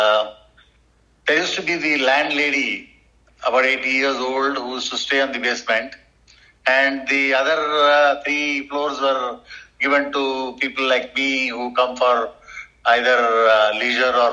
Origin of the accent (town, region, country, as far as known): India; first language Tamil; English is a second language